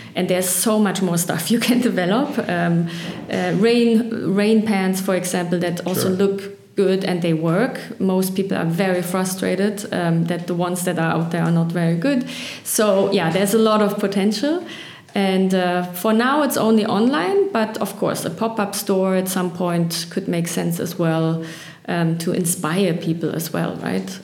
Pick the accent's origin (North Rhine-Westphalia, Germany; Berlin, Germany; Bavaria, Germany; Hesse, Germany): Berlin, Germany; I was born on the east and have gone through a lot through Berlin.